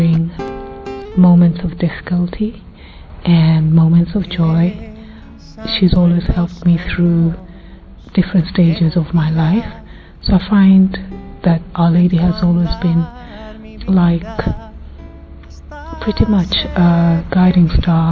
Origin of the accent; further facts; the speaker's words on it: Kenya; I'm from Kenya